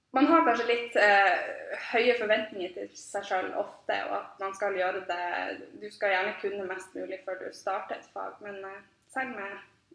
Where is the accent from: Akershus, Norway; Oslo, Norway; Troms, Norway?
Troms, Norway; Tromsø; jeg er både født og oppvokst i Tromsø, og har egentlig bare blitt her